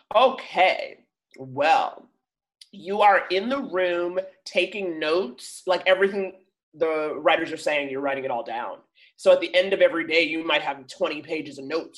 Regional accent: New York, United States; moved away as an adult; now in Los Angeles, United States; I grew up in Harlem

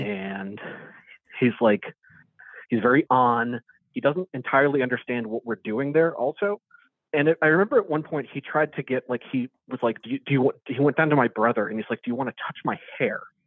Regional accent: Maryland, United States; also born or lived in West Philadelphia; now in Philadelphia, United States; I grew up in Maryland

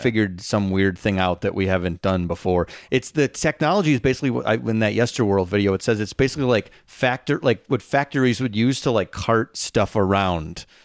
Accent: Schaumburg, Illinois, United States; my hometown's Facebook group

